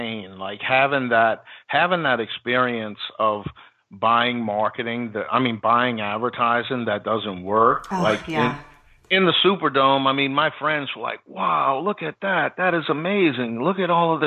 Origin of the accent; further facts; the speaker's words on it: New Orleans, Louisiana, United States; I grew up in New Orleans